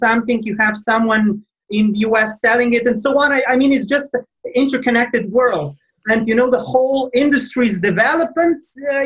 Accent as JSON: {"language": "English", "country": "Slovenia", "said": "I'm coming from Slovenia. It's a tiny country, you know, in Central Europe"}